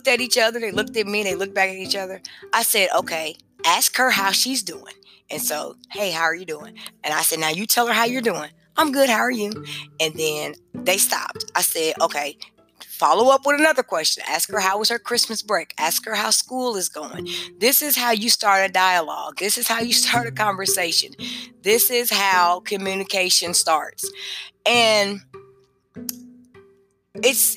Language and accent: English; Kenosha, Wisconsin, United States; moved away as an adult; also born or lived in Indianapolis; now in Georgia, United States; when I grew up in Kenosha, we went to the Spanish Center